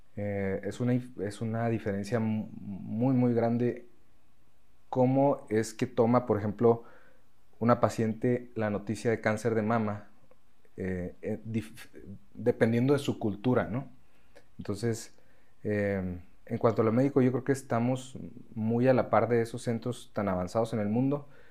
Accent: Mexico; also born or lived in Spain; nosotros, como mexicanos

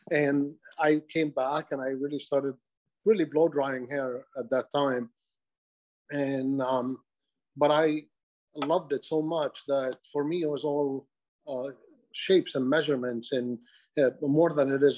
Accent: Beirut, Beirut Governorate, Lebanon; I'm Lebanese, actually. So I was born in Lebanon, in Beirut.

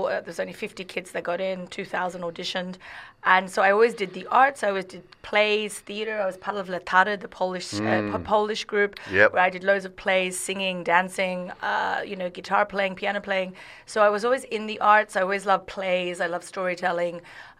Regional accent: Sydney, New South Wales, Australia; moved away as an adult; also born or lived in New York / London / Saudi Arabia; I kind of knew I would never live in Sydney as a kid

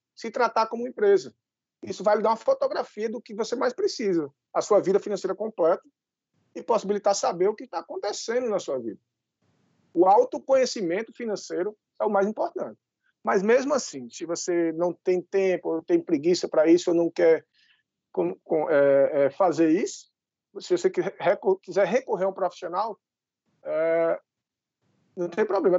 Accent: Brazil

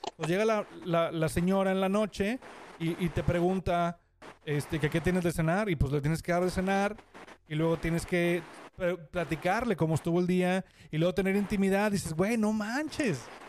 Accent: Mexico; uno como mexicano

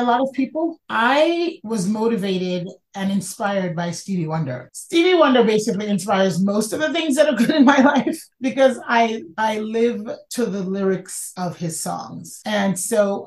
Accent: New York City, New York, United States; I grew up in the Bronx

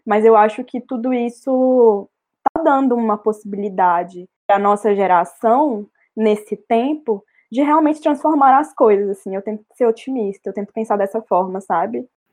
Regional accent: interior of Minas Gerais, Brazil; moved away; Eu venho de uma cidade do interior, de Minas Gerais

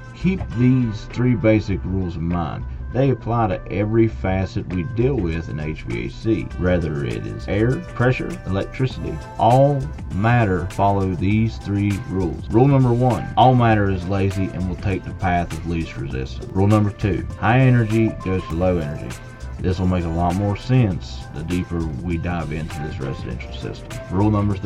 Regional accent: West Virginia, United States; I grew up here in West Virginia

